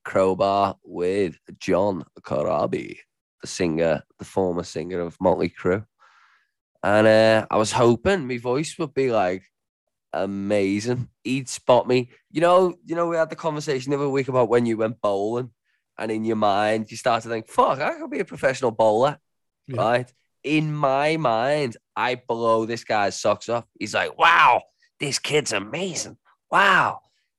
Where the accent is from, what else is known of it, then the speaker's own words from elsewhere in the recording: England, United Kingdom; now in Australia; being a pommy, for me being an Englishman